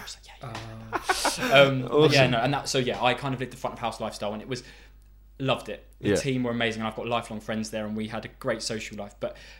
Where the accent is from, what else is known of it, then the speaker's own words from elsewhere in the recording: London, United Kingdom; I'm an actor as well. And I am a London boy, born and bred, Southgate, North London.